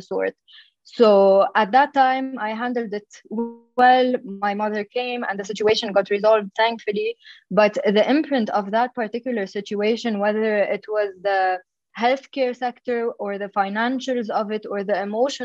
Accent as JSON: {"language": "English", "town": "Dhour El Choueir", "region": "Mount Lebanon", "country": "Lebanon", "tie": "born or raised there", "said": "I come from Dhour Shouer in Lebanon. So it's a town very known for its community service. And so I grew up in a place and in a family that emphasized giving back to the community"}